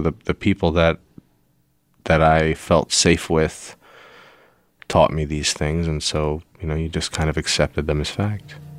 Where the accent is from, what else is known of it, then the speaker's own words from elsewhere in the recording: Pittsburgh, Pennsylvania, United States; I was born in Pittsburgh, Pennsylvania in 1983